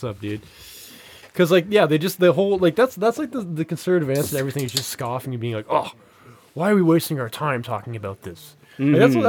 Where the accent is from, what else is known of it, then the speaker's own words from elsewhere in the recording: Laos; I'm from Laos. Population 4 million, landlocked country.